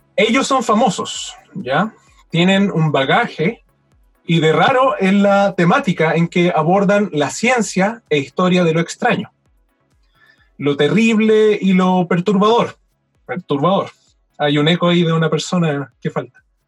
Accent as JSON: {"language": "Spanish", "country": "Chile", "also_born_or_lived": "Valdivia", "said": "siendo chileno"}